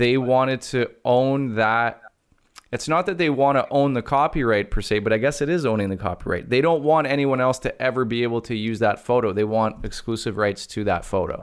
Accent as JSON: {"language": "English", "country": "Canada", "said": "I'm Canadian"}